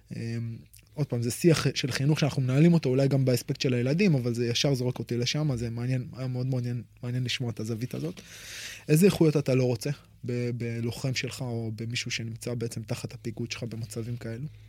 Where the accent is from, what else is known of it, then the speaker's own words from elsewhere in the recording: Israel; אצלנו כישראלים